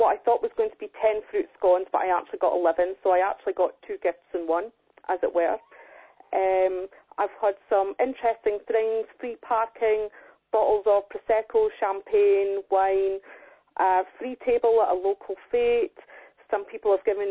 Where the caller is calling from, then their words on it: Angus, Scotland, United Kingdom; I'm calling from Angus in Scotland